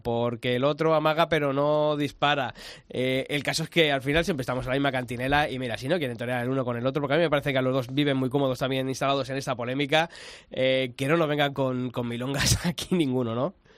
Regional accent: Spain; nuestro país, de nuestra patria, que es España

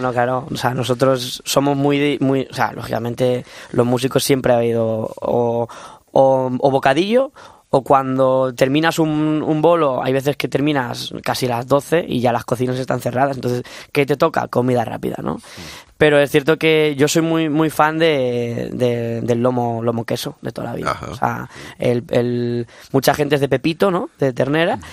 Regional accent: Castilla-La Mancha, Spain; moved away as an adult; now in Madrid, Spain; vengo de, un pueblo de Castilla-La Mancha, yo soy manchego

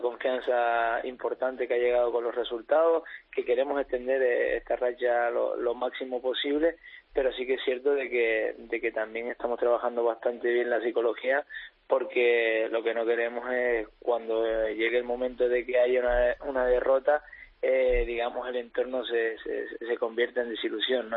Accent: Tenerife, Canary Islands, Spain; la gente que somos de Tenerife

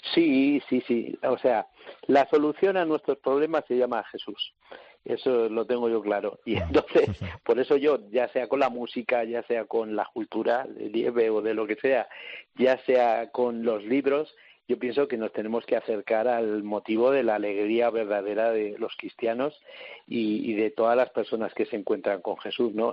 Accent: Salamanca, Castile and León, Spain; yo soy de Salamanca

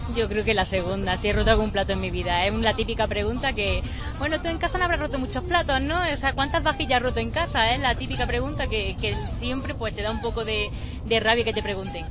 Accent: Baena, Andalusia, Spain; es mi pueblo

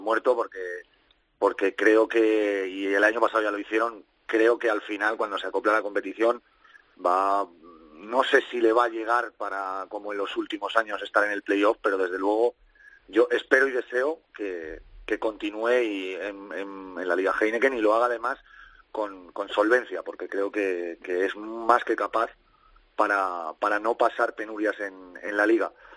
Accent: Spain; somos españoles

